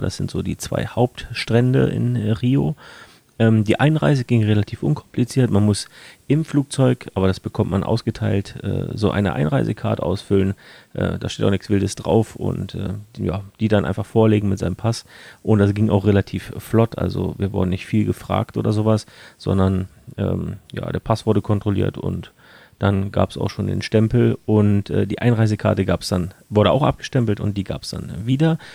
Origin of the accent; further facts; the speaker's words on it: Germany; bei uns in Deutschland